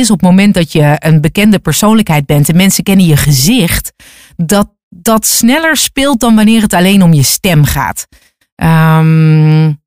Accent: North Brabant, Netherlands; accent: Brabant; also born or lived in Hilversum; Want ik praatte niet plat, maar ik had wel degelijk een zachte G. Eh, af en toe een, wat Brabanders hebben is een dikke L of een rare I.

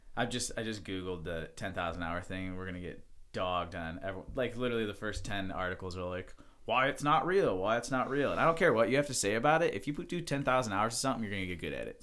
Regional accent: Mentor, Ohio, United States; I was born in Mentor, Ohio

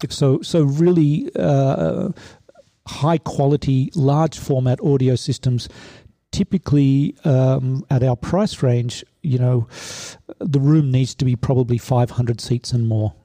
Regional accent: Sydney, New South Wales, Australia; moved away as an adult; now in Stuttgart, Germany; Originally, I'm from uh, Sydney, Australia.

